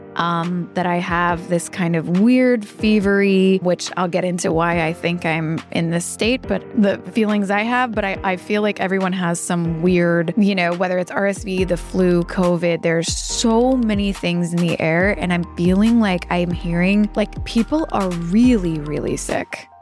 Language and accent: English; Kentucky, United States; growing up in Kentucky